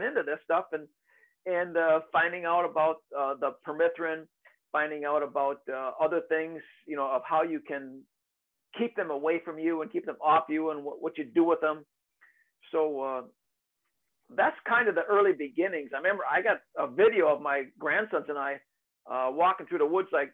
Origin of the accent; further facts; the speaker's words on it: Michigan, United States; also born or lived in Upper Peninsula, Michigan; I live in Michigan. Okay. Michigan is a big state. I was born in Upper Michigan, and then we moved way down state.